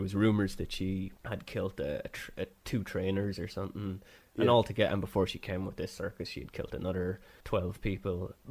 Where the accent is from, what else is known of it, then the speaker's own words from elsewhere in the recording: Ireland; We're Irish